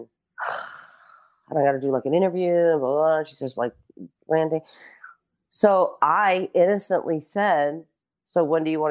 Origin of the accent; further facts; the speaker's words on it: New York City, New York, United States; I'm from Brooklyn